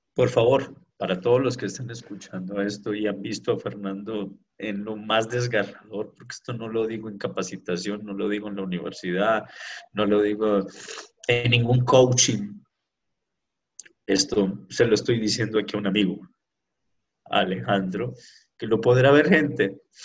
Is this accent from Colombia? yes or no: yes; Pereira, Risaralda, Colombia; así somos de Pereira, de Colombia, con ese sabor caribeño